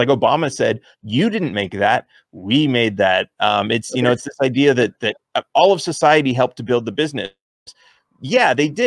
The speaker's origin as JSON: {"language": "English", "region": "California", "country": "United States", "tie": "born or raised there", "said": "I grew up in California, which is very left"}